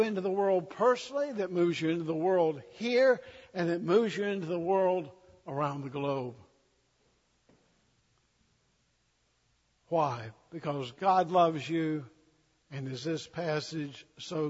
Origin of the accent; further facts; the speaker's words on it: the South, United States; I'm a Southerner